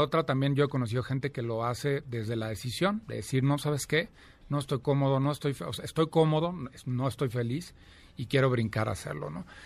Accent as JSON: {"language": "Spanish", "town": "Celaya", "region": "Guanajuato", "country": "Mexico", "tie": "born or raised there", "moved": "as an adult", "lives_now": "Mexico City, Mexico", "said": "nací en Celaya, Guanajuato, llevo ya veintitantos años, 24 años viviendo aquí en la Ciudad de México."}